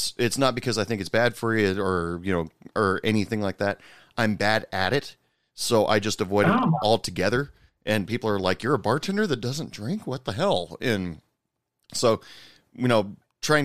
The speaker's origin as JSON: {"language": "English", "region": "Oregon", "country": "United States", "moved": "yes", "lives_now": "Texas, United States", "said": "I'm originally from Oregon, but I live in Texas right now for work"}